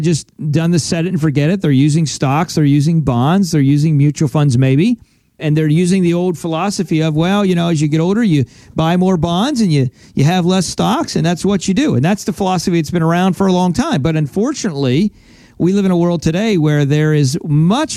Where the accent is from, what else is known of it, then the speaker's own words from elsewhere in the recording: Pennsylvania, United States; moved away; I'm from Pennsylvania originally